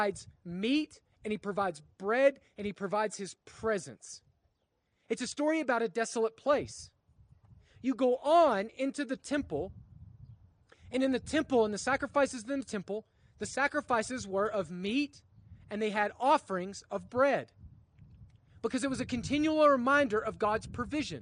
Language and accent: English; Oklahoma, United States; I grew up in Oklahoma